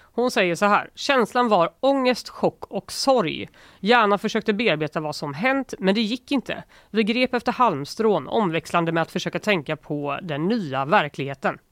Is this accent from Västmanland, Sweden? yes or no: no; Gothenburg, Västra Götaland, Sweden; jag är från Göteborg